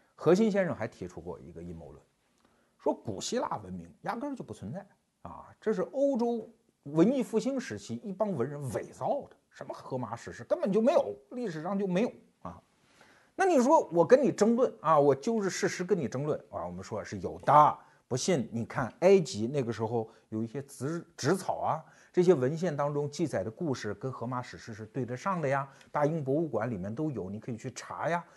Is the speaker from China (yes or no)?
yes; China; 我们中国人